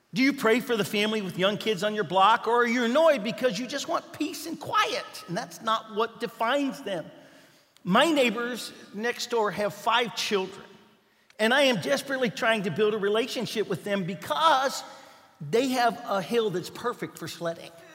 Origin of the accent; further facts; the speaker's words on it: Kentucky, United States; moved away; I was from Kentucky